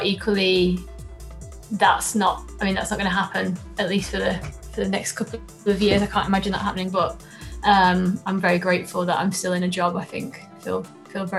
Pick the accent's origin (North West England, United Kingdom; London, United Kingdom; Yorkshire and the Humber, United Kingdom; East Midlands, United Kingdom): Yorkshire and the Humber, United Kingdom; Doncaster; when I was growing up in Doncaster